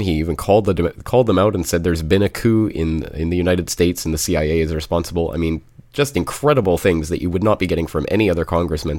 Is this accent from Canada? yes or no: yes; Calgary, Alberta, Canada; my hometown of Calgary